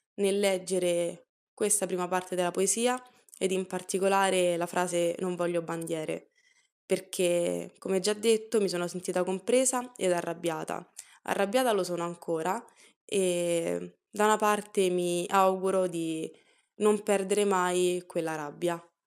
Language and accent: Italian; Italy; sono nata e cresciuta in Italia